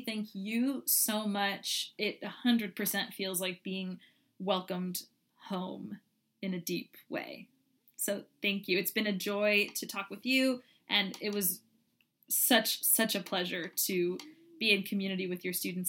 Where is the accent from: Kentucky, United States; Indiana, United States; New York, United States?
Kentucky, United States; growing up in Kentucky